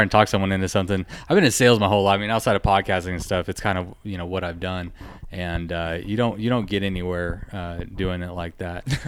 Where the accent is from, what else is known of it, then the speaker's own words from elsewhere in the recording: Texas, United States; I'm from Texas